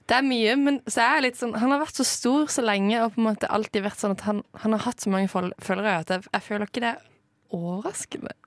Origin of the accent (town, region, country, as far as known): Norway